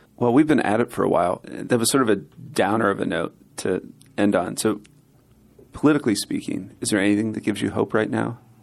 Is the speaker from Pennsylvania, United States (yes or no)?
yes; Pennsylvania, United States; I was from Pennsylvania, so I'm from the north